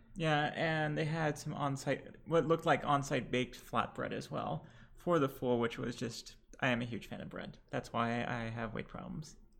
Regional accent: Lebanon; now in Houston, United States; Lebanese, and we are back in Houston

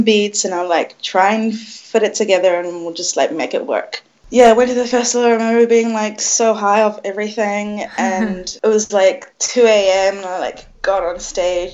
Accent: New Zealand; moved away as an adult; also born or lived in Dubai; now in Newcastle, Australia; I was born in Dubai, and then when I was about 4-ish, me and my whole family moved to New Zealand

